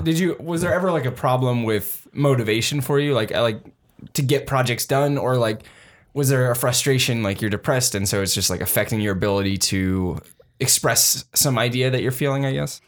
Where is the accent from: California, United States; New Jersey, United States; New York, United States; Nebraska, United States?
California, United States; San Jose; moved away as an adult; now in Bellingham, United States; my friends who stayed in San Jose